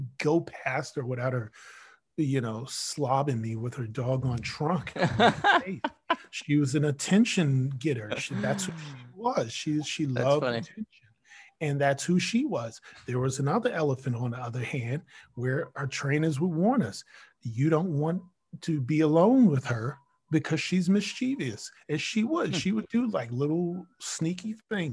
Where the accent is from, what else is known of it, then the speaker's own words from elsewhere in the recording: New York City, New York, United States; I'm a New Yorker. The most exotic thing I grew up with was squirrels